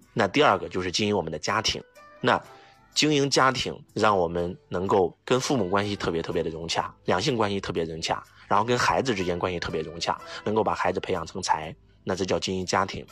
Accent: China; 我们中国人

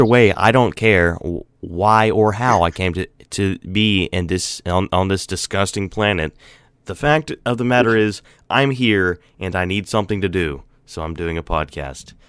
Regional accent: Florida, United States; moved away; when I grew up in Florida

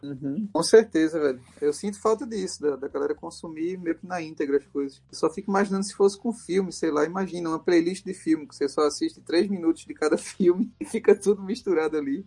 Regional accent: Recife, Pernambuco, Brazil; 2014 foi a primeira vez que a gente saiu de Recife, saiu do Nordeste

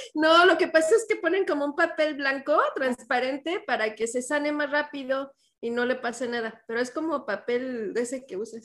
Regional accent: Mexico; moved away; cuando salimos ya de México

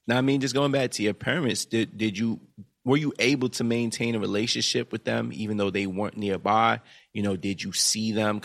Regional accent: New York, United States; growing up in Brooklyn with a single mother

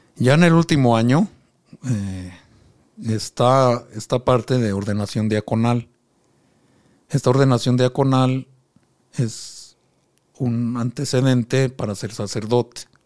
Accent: Mexico City, Mexico; moved away as an adult; also born or lived in Pucallpa, Peru; now in Cuba; Yo soy originario de la Ciudad de México. Allá, ahí crecí.

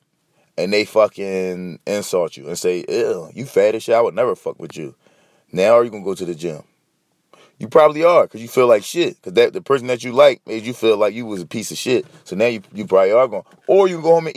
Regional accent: Philadelphia, Pennsylvania, United States; I'm from Philly. I'm in Philly.

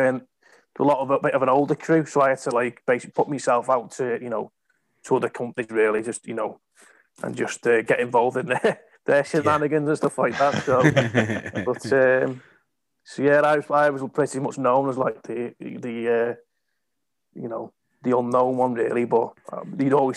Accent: England, United Kingdom; moved away as an adult; typical Englander

